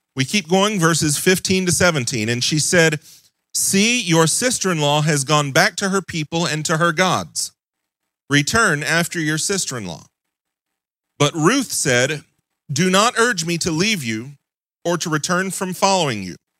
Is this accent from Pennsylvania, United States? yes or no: no; Mississippi, United States; moved away; I'm originally from Mississippi